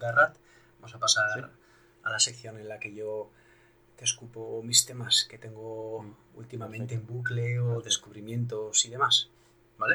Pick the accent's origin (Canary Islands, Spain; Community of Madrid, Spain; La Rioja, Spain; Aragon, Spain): La Rioja, Spain; no soy gallego, por supuesto, soy de La Rioja